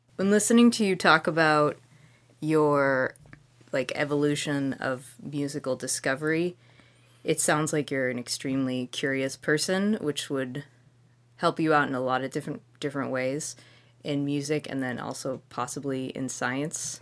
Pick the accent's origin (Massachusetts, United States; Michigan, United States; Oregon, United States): Massachusetts, United States; Walpole; I'm from Walpole, Massachusetts